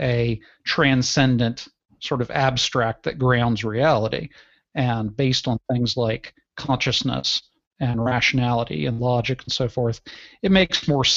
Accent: United States; I'm from the United States

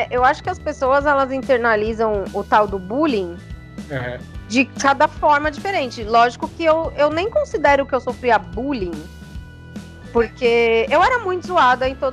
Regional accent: São Paulo, Brazil; eu sou da Zona Norte, né? Morei mais na Zona

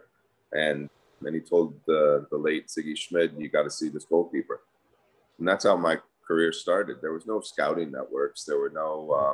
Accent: Cleveland, Ohio, United States; moved away; I grew up in Cleveland, Ohio, very much as we call it, like a meat and potato area

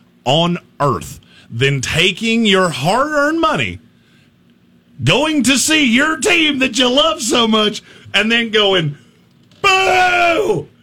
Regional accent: New York, United States; Look, I am literally a New Yorker with a far different accent. That is... I have a very New York state of mind.

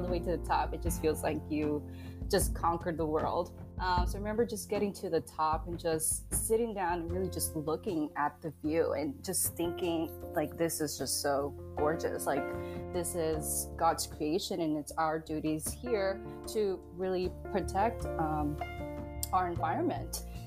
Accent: Long Beach, New York, United States; now in Atlanta, United States; I grew up in Long Beach, New York, um, and I lived right across from the ocean

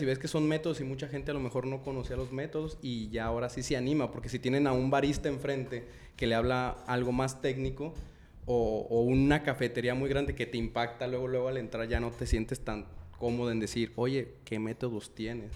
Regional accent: Guadalajara, Jalisco, Mexico; now in Monterrey, Mexico; yo soy de Guadalajara, no soy de aquí de Monterrey

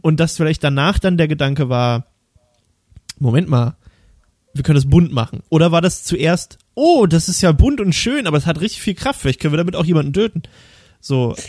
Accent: Thuringia, Germany; ich komme aus Thüringen, da gibt es viele Nazis

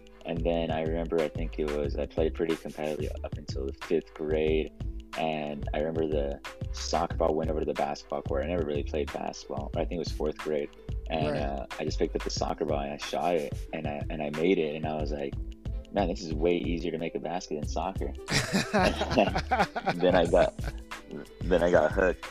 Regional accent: California, United States; we're both from California. I'm in Los Angeles

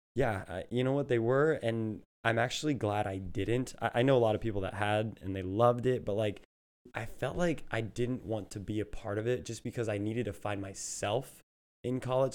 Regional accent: Thornton, Colorado, United States; moved away as an adult; also born or lived in Fort Collins, Colorado / Vail, Colorado / Fremont, California; now in Bay Area, United States; Born and raised in Thornton, Colorado

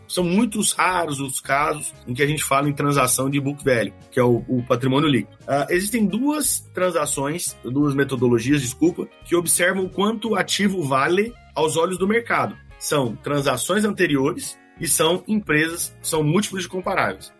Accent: Goiás, Brazil; now in São Paulo, Brazil; sou de Goiás

